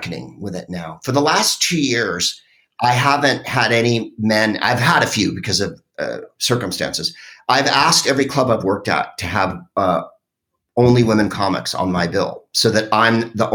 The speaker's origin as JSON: {"language": "English", "town": "San Francisco", "region": "California", "country": "United States", "said": "I'm from San Francisco, which is a, you know, super liberal place"}